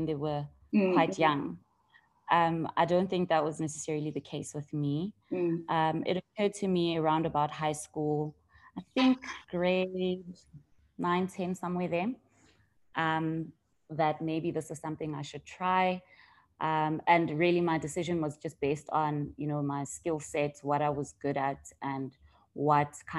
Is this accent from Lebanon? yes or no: no; Vereeniging, Gauteng, South Africa; also born or lived in Johannesburg; I'm originally from the Vereeniging. It's a small town south of Johannesburg. Mm-hmm. I went to primary school there